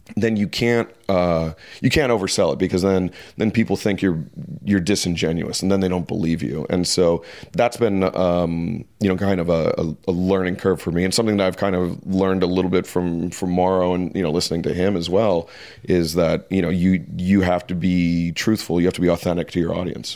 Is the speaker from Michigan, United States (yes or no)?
yes; Detroit, Michigan, United States; I'm from Detroit, which is just right across the river from Windsor